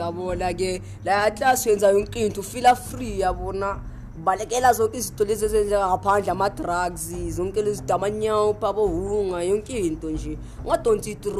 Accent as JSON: {"language": "English", "town": "Johannesburg", "region": "Gauteng", "country": "South Africa", "said": "I'm from Alexandra Township in Johannesburg, in Gauteng."}